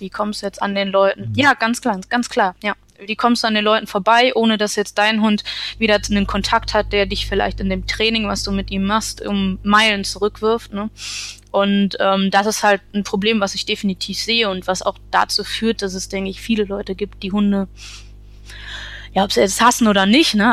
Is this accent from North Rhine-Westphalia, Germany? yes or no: yes; Essen, North Rhine-Westphalia, Germany; now in Münsterland, Germany; ich komme ursprünglich aus Essen